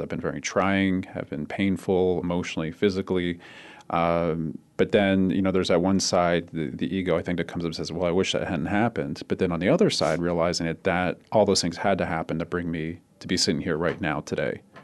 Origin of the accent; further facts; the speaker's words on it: Cherry Hill, New Jersey, United States; moved away as an adult; also born or lived in Philadelphia, Pennsylvania; now in Arizona, United States; I grew up in southern New Jersey. Um, most of my time back there in a, in a s, a small town called Cherry Hill, which is across the river from Philly.